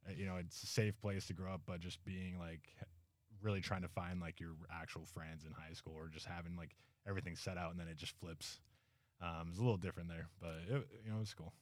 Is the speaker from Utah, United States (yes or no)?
yes; Logan, Utah, United States; we grew up right there in Logan